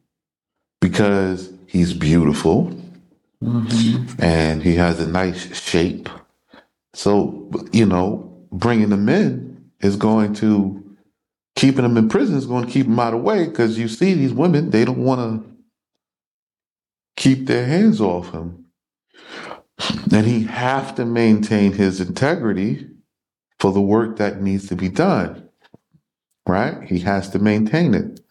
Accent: United States; moved away as an adult; I was born in America, I know the customs and the cultures

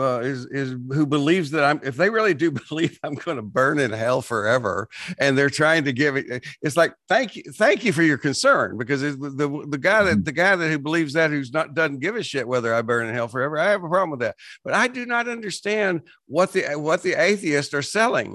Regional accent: West Texas, United States; I grew up in West Texas

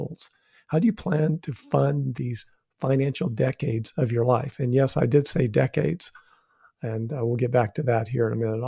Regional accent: New Mexico, United States; I'm from New Mexico

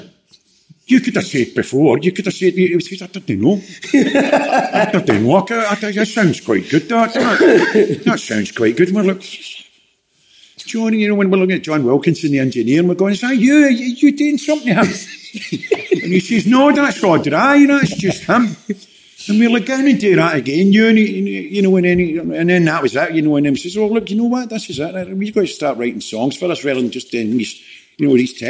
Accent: Glasgow, Scotland, United Kingdom; born or raised there; accent: Scottish; also born or lived in Dagenham, London

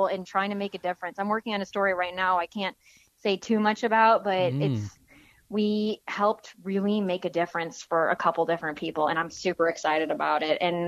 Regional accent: St. Charles, Missouri, United States; also born or lived in St. Louis, Missouri; I'm from St. Louis. I grew up in St. Charles, kind of bouncing around between St. Charles and like the West County area

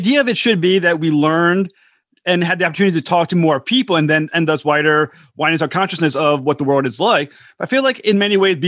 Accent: United States; as an American

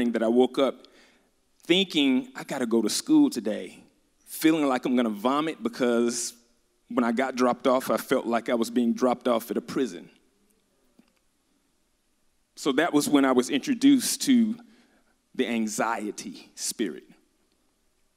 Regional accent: Birmingham, Alabama, United States; I'm from Birmingham, Alabama

